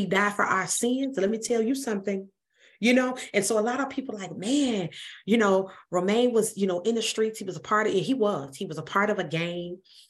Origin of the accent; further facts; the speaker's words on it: Chicago, Illinois, United States; Your story is so similar to mine, because I grew up on Jackson and Cicero.